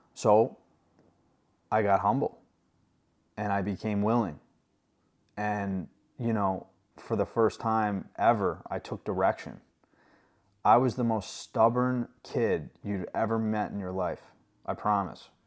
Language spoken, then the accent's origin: English; New York, United States; moved away; I'm from New York, not New York City, but about an hour from the city, and I didn't grow up with farms